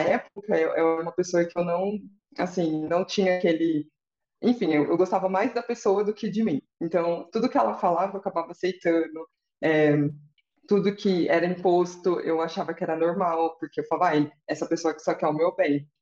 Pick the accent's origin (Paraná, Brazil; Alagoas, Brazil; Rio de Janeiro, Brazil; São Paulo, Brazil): São Paulo, Brazil; interior of; sou do interior de São Paulo